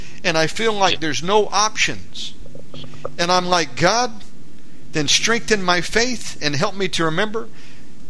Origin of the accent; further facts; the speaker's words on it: United States; now in Bali, Indonesia; I'm an American